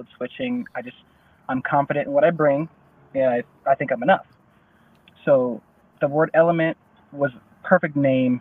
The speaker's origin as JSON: {"language": "English", "town": "Denver", "region": "Colorado", "country": "United States", "said": "I'm from Denver, Colorado"}